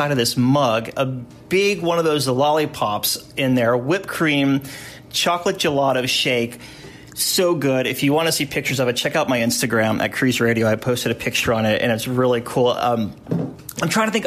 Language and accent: English; the South, United States; I did a lot of go-karting growing up in the South